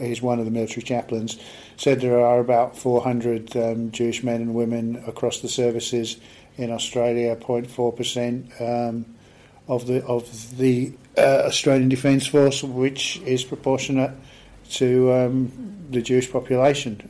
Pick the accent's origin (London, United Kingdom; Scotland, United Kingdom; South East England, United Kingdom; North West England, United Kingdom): South East England, United Kingdom; Aldershot; I grew up in Aldershot in Hampshire in the UK